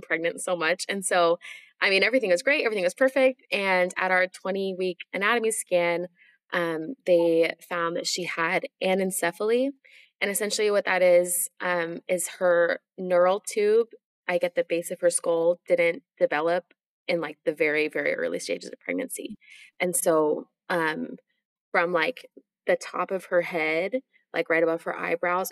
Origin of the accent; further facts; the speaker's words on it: Washington, United States; also born or lived in Utah; now in Nashville, United States; I live in Nashville, Tennessee. I'm originally from Washington State, though.